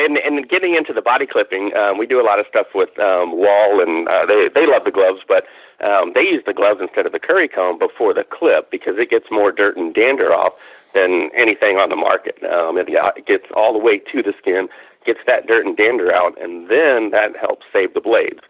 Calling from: Fort Worth, Texas, United States; Yeah, south of Fort Worth, Texas. So Dallas-Fort Worth area.

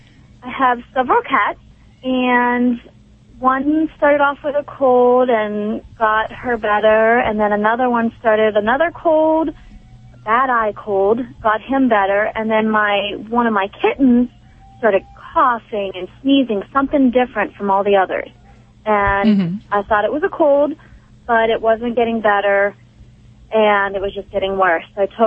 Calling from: Pittsburgh, Pennsylvania, United States; Pittsburgh, Pennsylvania.

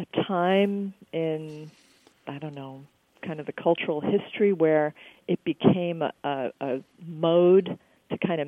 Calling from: Green Bay, Wisconsin, United States; I'm calling from Green Bay, Wisconsin

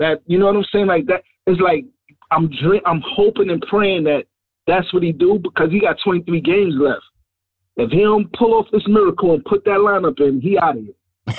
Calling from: New York, United States; from Harlem.

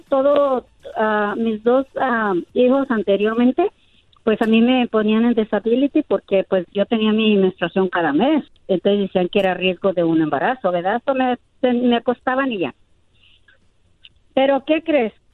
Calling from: Los Angeles, California, United States; Te llamo, te llamo de aquí, de Boyle Heights.

